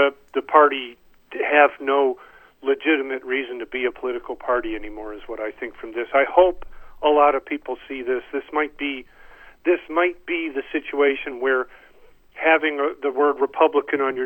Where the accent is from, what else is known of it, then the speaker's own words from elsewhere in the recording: Michigan, United States; I am from Michigan